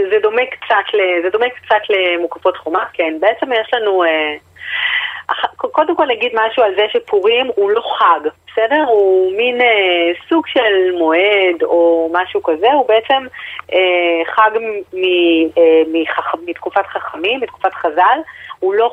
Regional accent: Tel Aviv, Tel Aviv District, Israel; אנחנו כולנו תל אביבים, רחמנא ליצלן, או

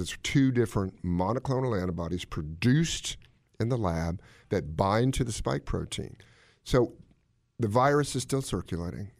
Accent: Washington, District of Columbia, United States; I grew up in Washington, D C.

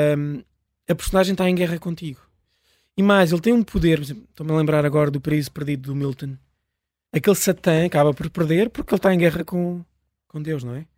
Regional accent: Pirescoxe, near Lisbon, Portugal; a 20 metros da minha casa onde eu nasci

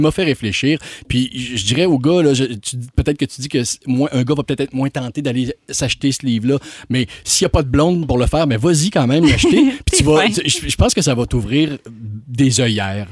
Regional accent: Quebec City, Quebec, Canada; now in Montreal, Canada; je viens de Québec hein, puis je, suis venu à Montréal

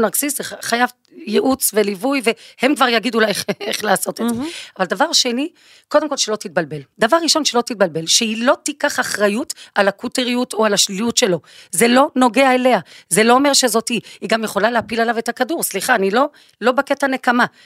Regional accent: Belgium; moved away; אני באה מבלגיה

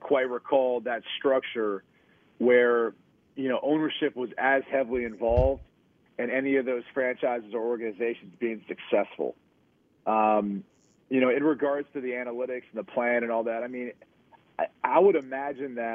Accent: Columbus, Ohio, United States; growing up in Columbus, Ohio

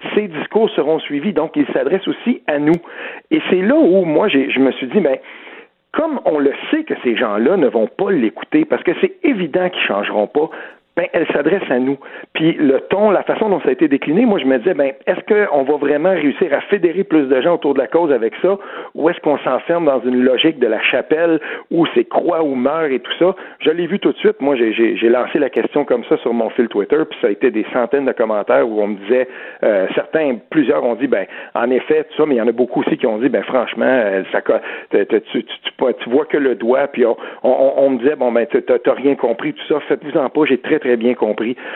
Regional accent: Outaouais, Quebec, Canada; je viens de l'Outaouais

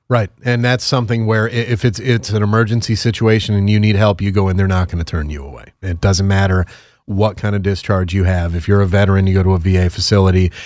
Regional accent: Connecticut, United States; moved away; I'm from Connecticut originally

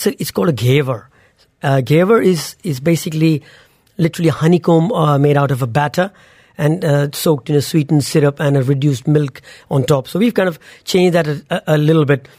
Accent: India; moved away; when we grew up in India, Diwali meant celebration

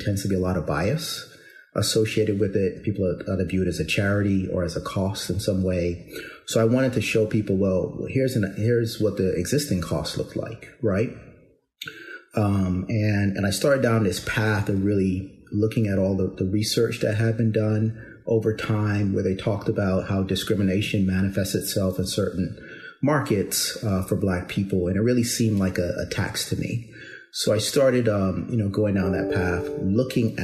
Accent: Barbados; moved away; also born or lived in New York City, United States; I'm originally from Barbados, went to school in, public school systems in New York City, as well as in Barbados

